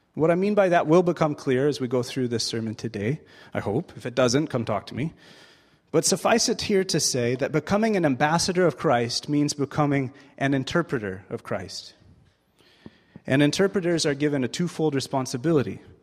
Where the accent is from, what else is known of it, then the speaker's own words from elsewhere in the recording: United States; moved away; also born or lived in Springfield, Missouri; I am American